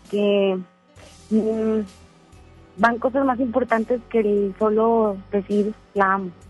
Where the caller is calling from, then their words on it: Monterrey, Nuevo León, Mexico; De Monterrey.